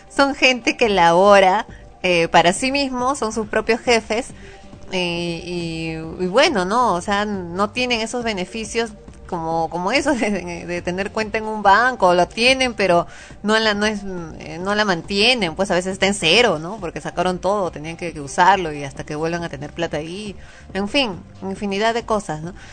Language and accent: Spanish; Peru; uno como peruano